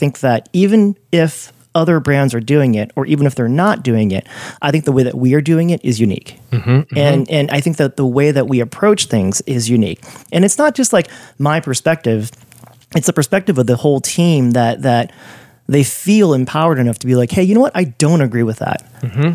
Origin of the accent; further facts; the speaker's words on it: California, United States; moved away; also born or lived in New York; growing up in California and going to New York